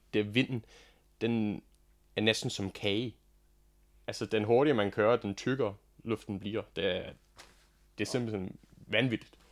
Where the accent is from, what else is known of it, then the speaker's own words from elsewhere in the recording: Australia; Danish is a second language; moved away as an adult; now in Denmark; jeg er faktisk ikke dansker. Jeg kommer fra Australien